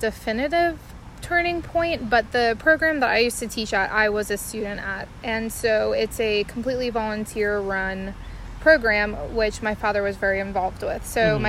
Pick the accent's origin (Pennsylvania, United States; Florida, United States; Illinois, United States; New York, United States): Florida, United States; South; moved away as an adult; now in North Carolina, United States; I grew up in South Florida, right along the beach. I recently moved to North Carolina about a year ago to start working as a nurse.